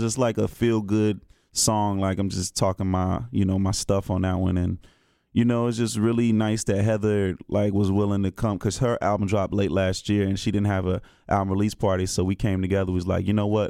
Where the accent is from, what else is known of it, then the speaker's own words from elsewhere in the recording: Greensboro, North Carolina, United States; from Greensboro originally